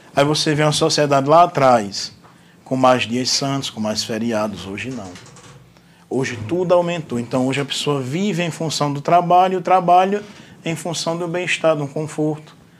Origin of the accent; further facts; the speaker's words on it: Macau, Rio Grande do Norte, Brazil; now in Angicos, Brazil; eu sou natural da cidade de Macau